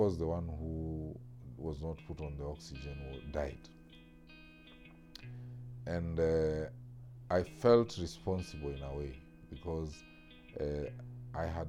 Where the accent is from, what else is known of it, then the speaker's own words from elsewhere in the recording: Western Kenya, Kenya; growing up in Western Kenya